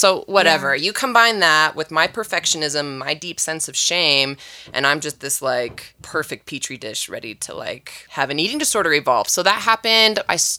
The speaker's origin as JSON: {"language": "English", "town": "Valencia", "region": "California", "country": "United States", "tie": "born or raised there", "said": "I grew up in California. Okay, what part? Southern. Valencia, Magic Mountain."}